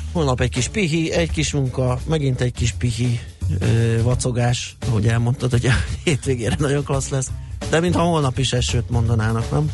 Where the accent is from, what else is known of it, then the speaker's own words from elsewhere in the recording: Budapest, Hungary; aki a belvárosban nőttem fel